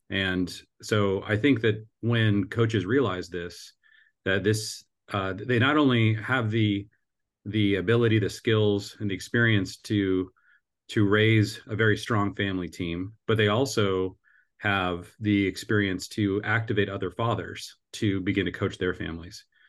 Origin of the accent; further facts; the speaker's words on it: Seattle, Washington, United States; now in Cincinnati, United States; I grew up in the Seattle area